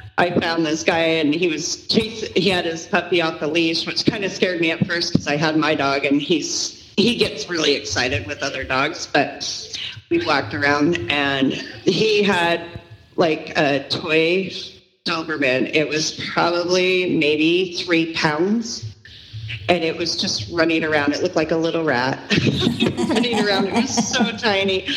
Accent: Vancouver, British Columbia, Canada; now in Utah, United States; I grew up in Vancouver, British Columbia, but I'm from Utah

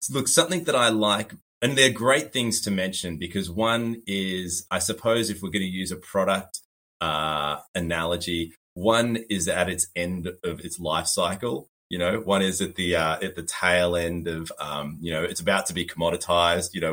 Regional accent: Sydney, New South Wales, Australia; also born or lived in Burleigh Heads, Queensland; now in Gold Coast hinterland, Australia; where I'm from, I'm from Australia, um, and uh, I was raised in Sydney and now I live in uh, the hinterland in the Gold Coast, uh, but spent a, a, good chunk of time in Burleigh Heads, which is right on the beach.

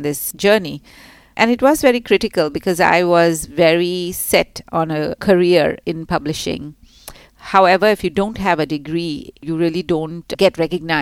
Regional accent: Mumbai, Maharashtra, India; moved away as an adult; now in Singapore; I grew up in Mumbai

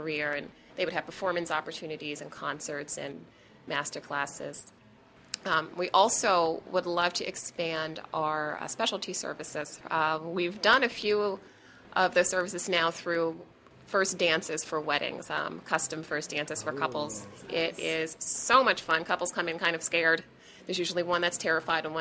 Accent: Pittsburgh, Pennsylvania, United States; moved away; I grew up dancing in Pittsburgh

